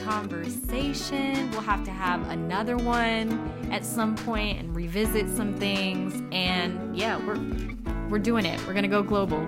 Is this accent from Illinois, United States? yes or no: no; Inglewood, California, United States; I'm from Inglewood, so mm-hmm. I grew up in the hood